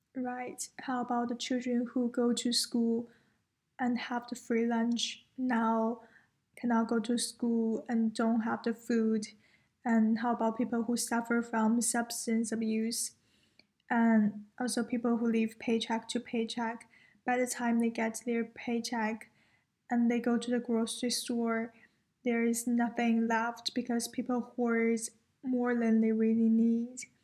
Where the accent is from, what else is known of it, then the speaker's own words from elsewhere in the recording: China; moved away as an adult; now in United States; I'm from China